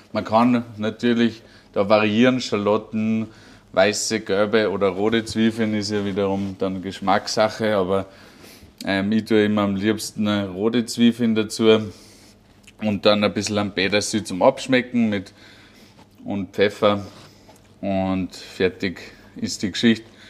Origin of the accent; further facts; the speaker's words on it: Lungau, Salzburg, Austria; bei uns im Lungau